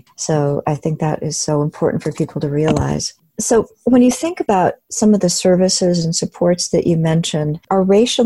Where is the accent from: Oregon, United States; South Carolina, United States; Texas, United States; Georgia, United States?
Oregon, United States; Salem; I grew up in Salem, Oregon